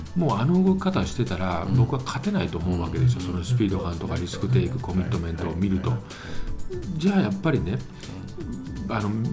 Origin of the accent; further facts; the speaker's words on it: Yamaguchi, Japan; 山口県出身